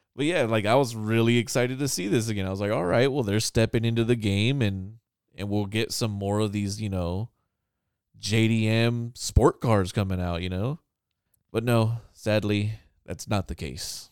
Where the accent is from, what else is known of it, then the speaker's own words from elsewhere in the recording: California, United States; I'm Californian, so I get cold at, like, sixty